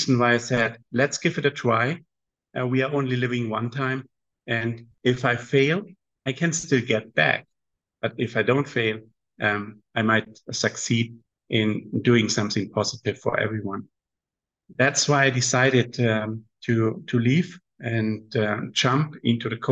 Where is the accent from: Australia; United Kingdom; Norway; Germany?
Germany; Southern Germany; moved away as an adult; also born or lived in Guangzhou, China / Qingdao, China / Shenzhen, China; now in Shanghai, China; from Germany, south of Germany